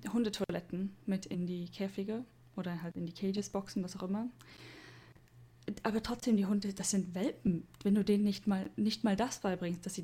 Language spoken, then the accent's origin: German; Germany; now in Japan; sowas gibt es bei uns in Deutschland